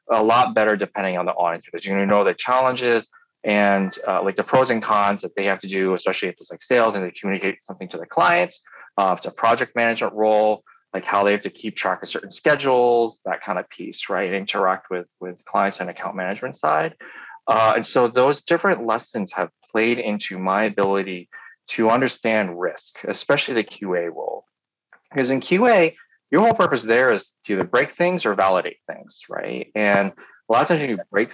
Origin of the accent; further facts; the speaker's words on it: Poughkeepsie, New York, United States; now in Ann Arbor, United States; I grew up in New York State in a town called Poughkeepsie.